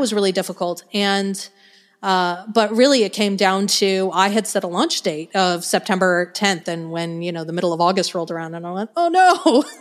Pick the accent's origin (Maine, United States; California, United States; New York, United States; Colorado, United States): Colorado, United States; Denver; moved away as an adult; now in Arkansas, United States; I grew up in Denver, in Colorado